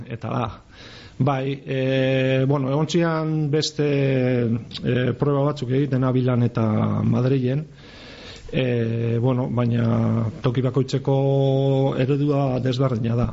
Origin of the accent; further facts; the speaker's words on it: Gipuzkoa, Basque Country, Spain; moved away; also born or lived in Biscay; ni izatez Gipuzkoarra naiz